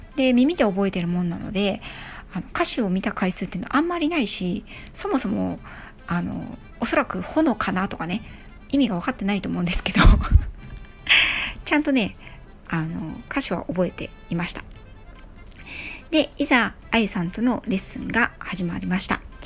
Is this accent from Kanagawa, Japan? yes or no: yes; Yokohama, Kanagawa, Japan; 横浜市民なので